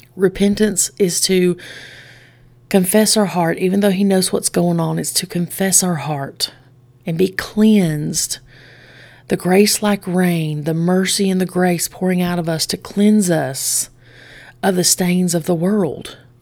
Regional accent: Straight Mountain, Alabama, United States; I grew up on Straight Mountain.

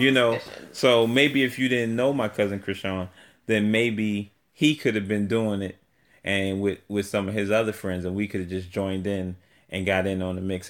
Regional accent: New York City, New York, United States; accent: New York; also born or lived in Atlanta, Georgia; now in Maryland, United States; I was raised in New York. So I came to New York at the age of three, and I was raised there.

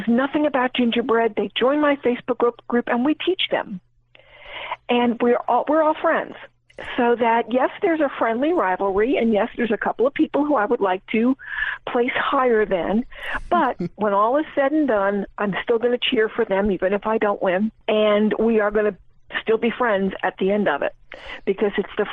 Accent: Asheville, North Carolina, United States; I'm from Asheville, North Carolina.

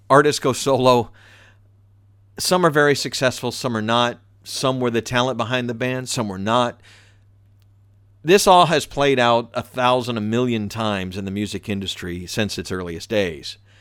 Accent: the South, United States; I'm from the South.

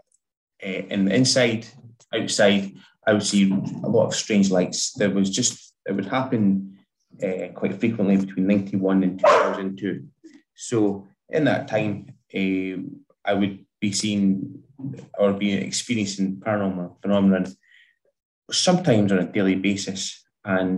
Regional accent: Dundee, Scotland, United Kingdom; now in West Lothian, United Kingdom; I'm originally from Dundee

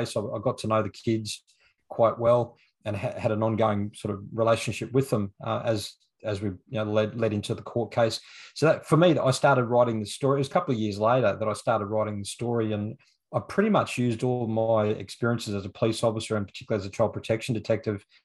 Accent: Toowoomba, Queensland, Australia; now in Brisbane, Australia; I live in Brisbane, born and bred in Queensland. I was actually born and raised in the city of Toowoomba.

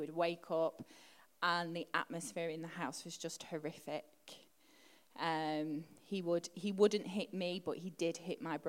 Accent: Stretford, North West England, United Kingdom; I grew up in Stretford, which is right near Manchester United's ground

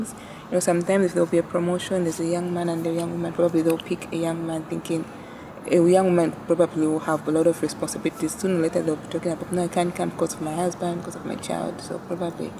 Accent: Kitwe, Copperbelt Province, Zambia; also born or lived in Lusaka, Zambia; now in Livingstone, Zambia; I was born on the Copper Belt in Kitwe. Yes, and I schooled there during my primary times.

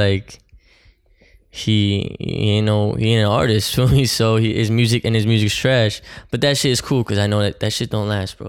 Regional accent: Oakland, New Jersey, United States; now in Jersey City, United States; my hometown, Oakland

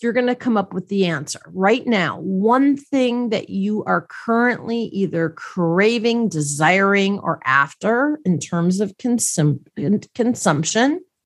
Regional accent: Milwaukee, Wisconsin, United States; I grew up in Milwaukee, Wisconsin

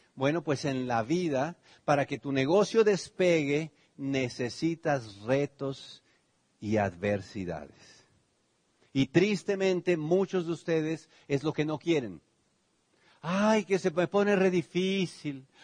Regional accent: Tenancingo, Mexico; born or raised there; now in United States

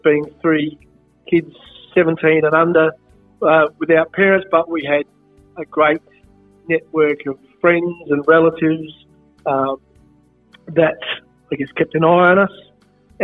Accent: Adelaide, South Australia, Australia; Born and bred in Marino, so just a little bit, a couple of suburbs down from Brighton

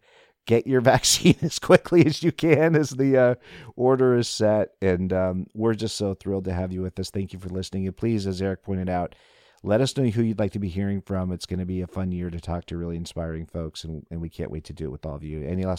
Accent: Des Moines, Iowa, United States; growing up in Des Moines, Iowa.

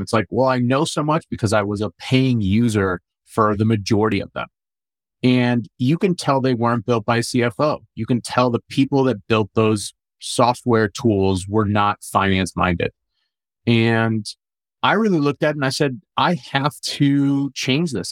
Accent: St. Louis, Missouri, United States; also born or lived in Amman, Jordan; So I was born in Jordan, born in Amman, Jordan, raised in St. Louis

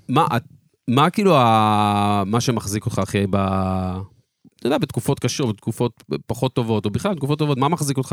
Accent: Jerusalem, Jerusalem District, Israel; אני ירושלמי, גדלתי בירושלים

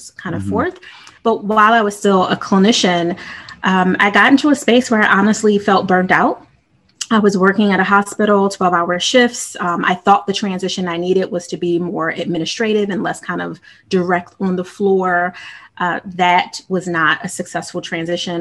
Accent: Philadelphia, Pennsylvania, United States; Philly for me, born and raised, I've literally lived in every part

